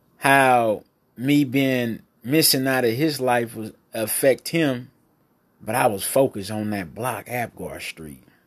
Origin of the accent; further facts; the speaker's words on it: Alameda County, California, United States; I am from Alameda County